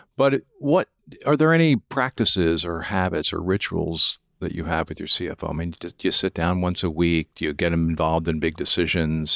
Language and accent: English; Lancaster, Pennsylvania, United States; now in Ohio, United States; I was born and raised in Lancaster